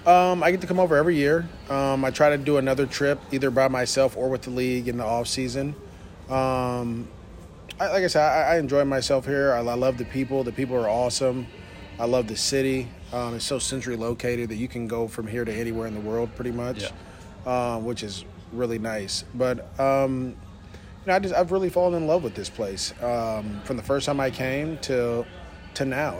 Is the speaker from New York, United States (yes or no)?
no; East Bay, Bay Area, California, United States; I grew up in the Bay Area, so I grew up in the East Bay